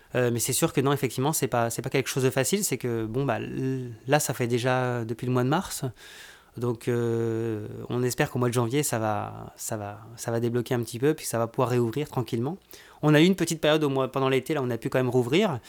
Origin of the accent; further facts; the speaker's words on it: France; moved away as an adult; now in Quebec, Canada; je suis originaire de France. ça va faire maintenant presque 20 ans que je suis, que je suis au Canada, au Québec